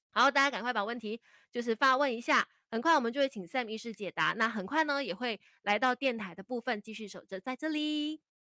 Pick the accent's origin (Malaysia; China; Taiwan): Malaysia; 我们马来西亚人都是比较含蓄啊，比较被动一些些的